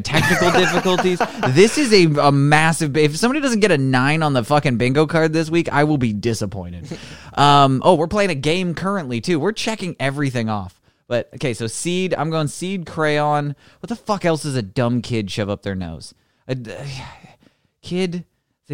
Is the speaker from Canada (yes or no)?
yes; Canada; I'm extra Canadian